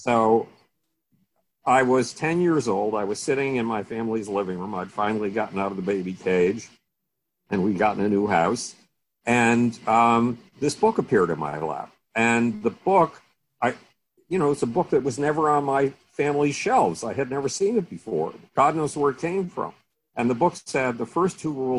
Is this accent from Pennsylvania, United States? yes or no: no; Buffalo, New York, United States; moved away; I grew up in Buffalo, New York